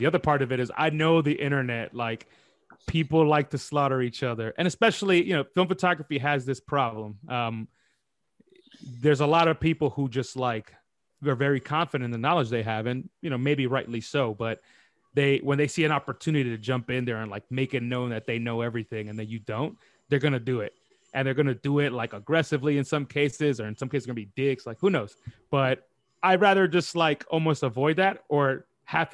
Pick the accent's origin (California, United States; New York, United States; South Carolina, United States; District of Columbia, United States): New York, United States; New York City; moved away as an adult; now in London, United Kingdom; I'm born and raised in New York City. I'm from uptown Washington Heights.